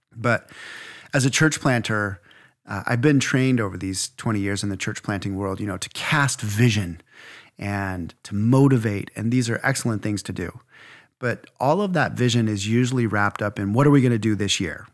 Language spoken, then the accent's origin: English; Idaho, United States; I'm from Idaho